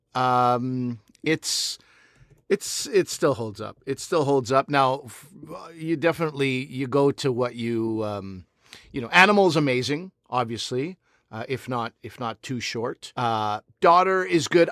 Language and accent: English; Quebec, Canada; I grew up in Quebec